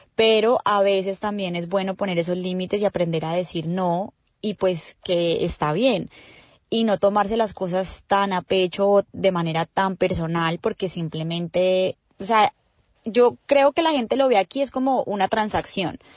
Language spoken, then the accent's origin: Spanish; Colombia; moved away; nosotros como colombianos